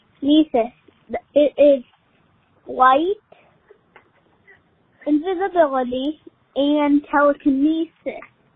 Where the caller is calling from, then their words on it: Pittsburgh, Pennsylvania, United States; I'm from Pittsburgh, Pennsylvania.